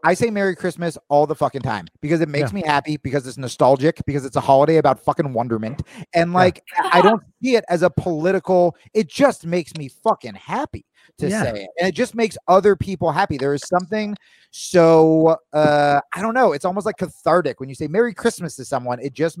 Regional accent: Hawaii, United States; No, and I'm fucking Hawaiian, so I really fucked up.

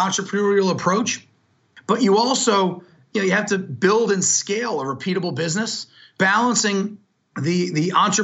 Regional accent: New Jersey, United States; I'm very proud to say I grew up in New Jersey.

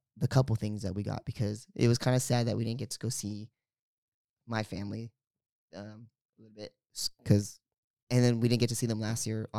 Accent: California, United States; because we're from the Bay. So it's San Francisco Giants colors.

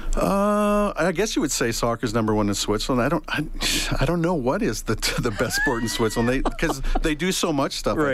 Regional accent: Leduc, Alberta, Canada; moved away as an adult; also born or lived in Saskatchewan / Edmonton / Bermuda; now in Halifax, Canada; I lived in uh, Leduc uh, for the majority of my life. I was born in Saskatchewan. My dad was a welder, so we moved to to uh, uh, Leduc

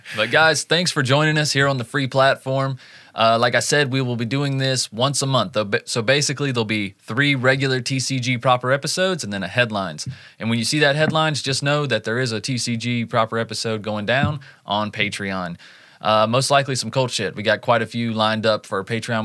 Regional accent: Southeast, United States; my hometown and local counties around in the Southeast

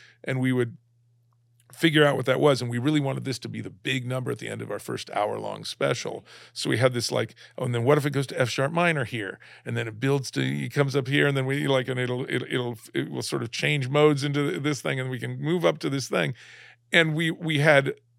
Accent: San Diego, California, United States; born there; I was born in San Diego, and so we'd come out and visit my cousins and my grandparents every year

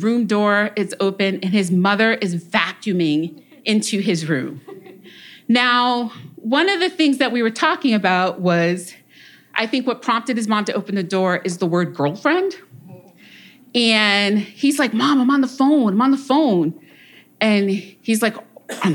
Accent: Woonsocket, Rhode Island, United States; in our hometown of Woonsocket, we grew up around Polish, Portuguese, Italian, Irish, French Canadian, Laotian, Vietnamese, Puerto Rican, Cape Verdean, Liberian

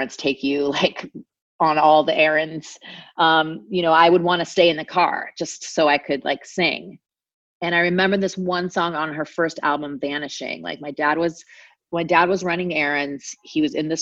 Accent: Anaheim, California, United States; I grew up in Orange County, California, which is about an hour south of LA, in Anaheim specifically

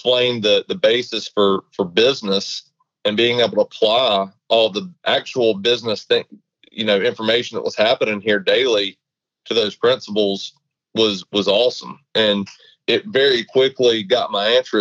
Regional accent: Valdosta, Georgia, United States; born and raised in Valdosta, Georgia

